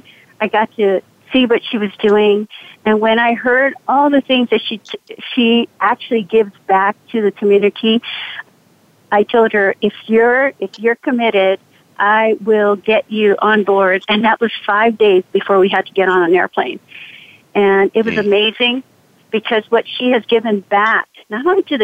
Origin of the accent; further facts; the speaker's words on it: Waianae, Hawaii, United States; I am from Hawaii, the land of aloha. Mm-hmm. I was raised in a very small town called Waianae